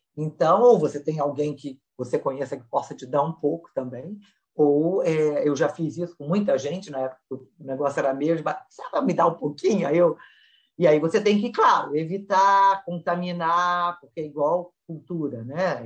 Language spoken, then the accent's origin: Portuguese; Brazil; moved away; crescendo no Brasil